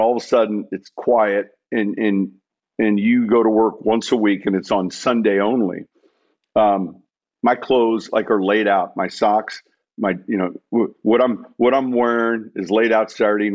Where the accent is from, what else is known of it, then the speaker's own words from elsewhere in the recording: Chicago, Illinois, United States; moved away; I'm from Chicago